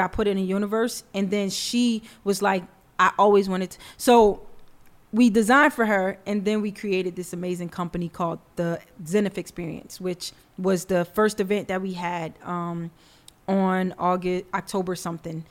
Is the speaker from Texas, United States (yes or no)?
no; New York City, New York, United States; I'm from the Bronx.